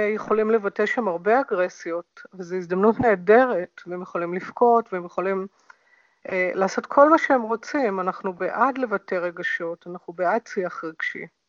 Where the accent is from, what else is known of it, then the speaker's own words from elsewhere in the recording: Hadera, Haifa District, Israel; זה הביצה שלי, אני נולדתי שם